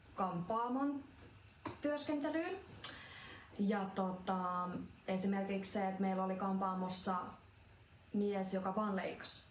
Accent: Finland; tuolla Suomessa meidän kulttuuriin

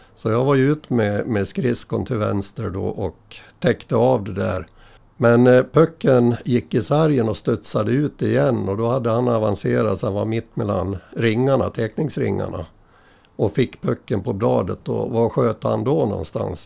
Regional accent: Äppelbo, Dalarna County, Sweden; also born or lived in Dala-Järna; i Äppelbo, där är jag född, eh, ja, på Malungs BB rättare sagt

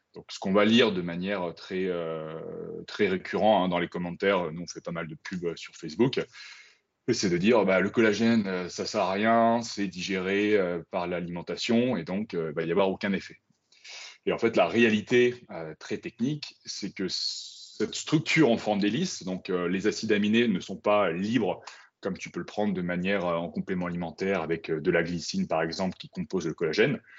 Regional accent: Brive-la-Gaillarde, Nouvelle-Aquitaine, France; moved away; also born or lived in Paris; moi, à la base, donc, je viens de Brive, en Corrèze

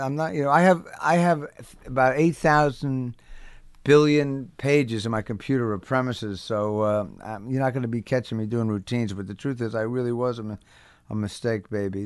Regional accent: Englewood, New Jersey, United States; also born or lived in Brooklyn, New York; I was born in Brooklyn. I'm a New Yorker. And then they moved to New Jersey, and I was raised there

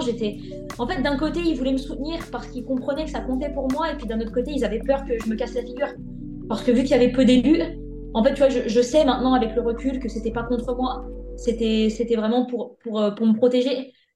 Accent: Lyon region, Auvergne-Rhône-Alpes, France; moved away as an adult; also born or lived in Brittany; je suis sur la région lyonnaise. L'objectif, c'est d'y rester parce que bah, c'est ma région natale

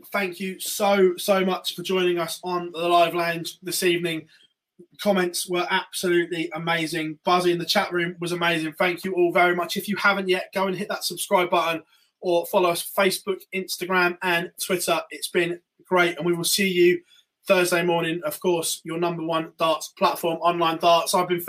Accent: Ireland; Yeah, well, I'm Irish.

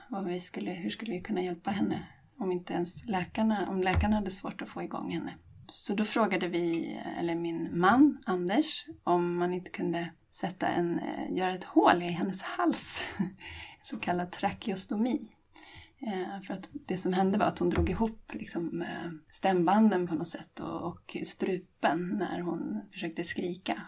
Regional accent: Åkersberga, Stockholm County, Sweden; jag är trebarnsmamma från Åkersberga utanför Stockholm

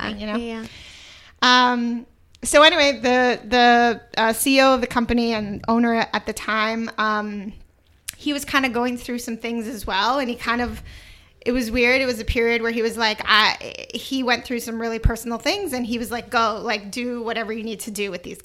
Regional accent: Toronto, Ontario, Canada; moved away; also born or lived in New York; I'm from Toronto, like Canada

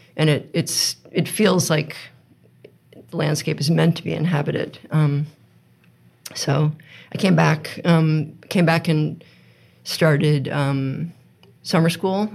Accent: United States; moved away as an adult; also born or lived in California / Princeton, New Jersey; now in Vermont, United States; I was born in California. Um, we lived in Princeton, New Jersey for a while, but mainly I grew up in outside of DC

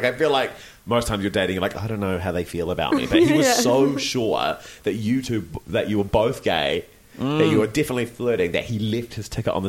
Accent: Christchurch, Canterbury, New Zealand; to a little boy growing up in Christchurch

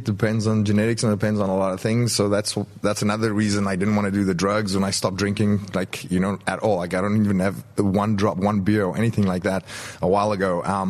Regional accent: South Africa; moved away as an adult; also born or lived in Europe; growing up in South Africa, a third world country, I had a third world passport.

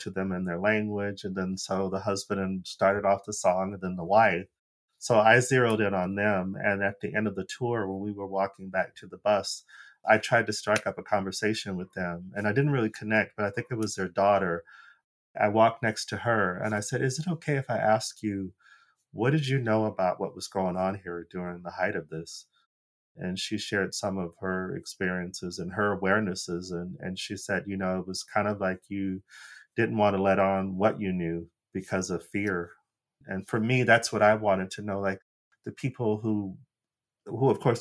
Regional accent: Phoenix, Arizona, United States; moved away as an adult; now in Los Angeles, United States; I'm from Phoenix, Arizona, which doesn't have a visibly large Black population

